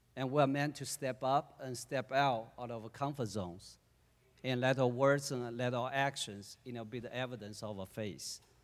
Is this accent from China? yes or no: yes; China; moved away; I was born in China in nineteen seventy-four